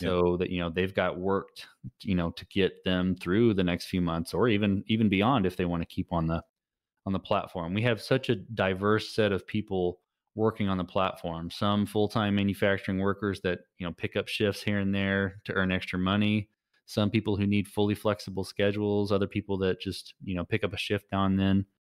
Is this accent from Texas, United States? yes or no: yes; Texas, United States; I'm a Texan.